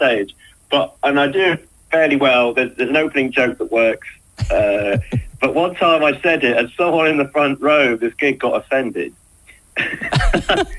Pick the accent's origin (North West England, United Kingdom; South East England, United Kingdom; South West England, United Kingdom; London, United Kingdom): South East England, United Kingdom; Portsmouth; I'm from Portsmouth, so everything above Winchester is like north for me.